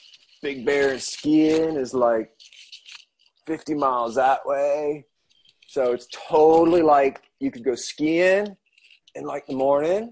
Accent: Southern Maryland, United States; now in San Diego, United States; I'm from the East Coast, man. I'm from Southern Maryland

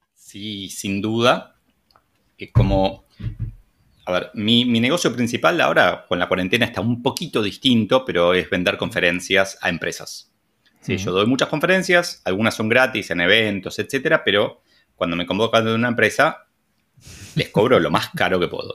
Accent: Argentina; como buen argentino

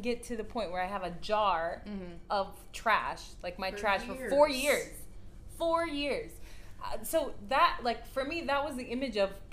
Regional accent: United States; now in Kuwait; we're half American and we grew up in the States

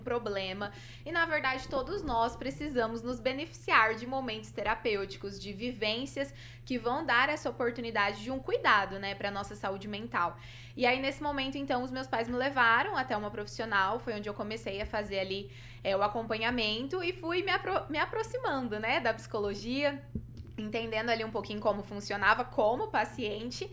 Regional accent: Cianorte, Paraná, Brazil; also born or lived in Maringá; saí de casa, vim morar sozinha, né? Eu sou de Cianorte.

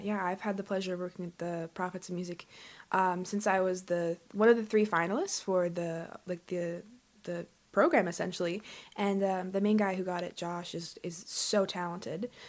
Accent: Calgary, Alberta, Canada; growing up in Calgary

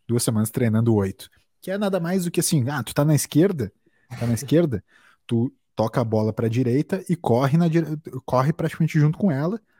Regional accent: Brazil; acho muito a fuder ser brasileiro

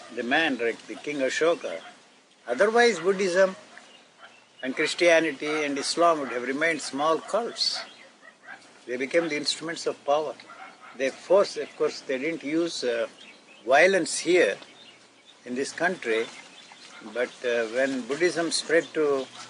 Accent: Gudiwada, Andhra Pradesh, India; The place where I grew up in Andhra is called Gudiwada.

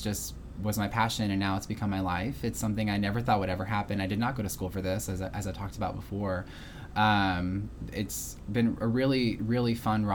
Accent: Houma, Louisiana, United States; I get to go home to my hometown in Houma quite often

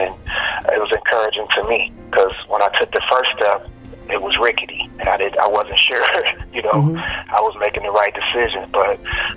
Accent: Chicago, Illinois, United States; now in Houston, United States; I'm from Chicago originally, the west side of Chicago, and I grew up in the, choirs in my church

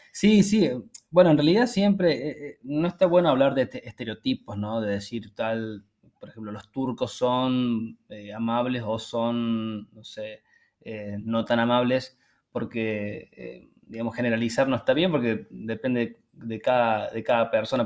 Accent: Argentina; moved away; nosotros que venimos de Argentina

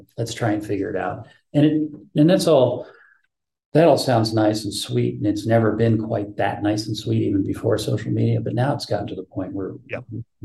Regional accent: United States; for me as an American

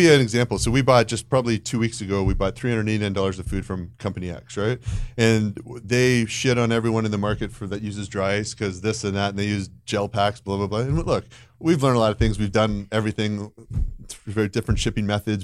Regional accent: Canada; moved away; I grew up in, uh, in Canada

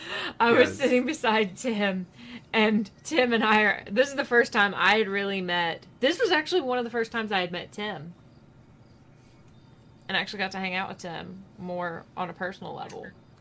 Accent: the South, United States; because coming from being a Southerner is, and brought up in a certain lifestyle

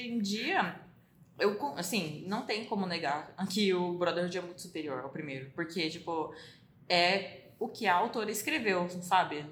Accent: Brazil; a gente é brasileiro

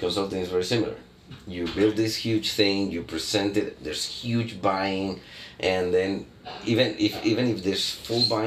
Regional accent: Barranquilla, Atlántico, Colombia; Barranquilla, my hometown

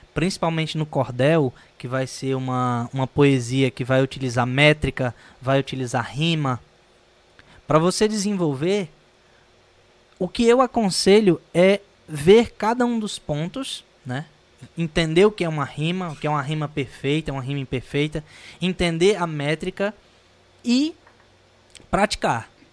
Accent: Northeast Region, Brazil; sendo eu, brasileiro, e sendo nordestino

